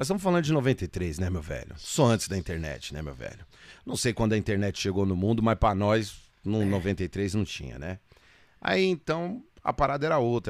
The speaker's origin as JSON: {"language": "Portuguese", "town": "Guarulhos", "region": "São Paulo", "country": "Brazil", "said": "eu sou de Guarulhos"}